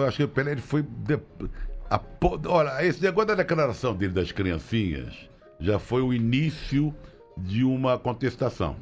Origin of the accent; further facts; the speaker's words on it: Rio de Janeiro, Brazil; eu nasci no Meia, na, perto da rua Dias da Cruz, fui para o Catumbi e só fui para Tijuca com 7 anos de idade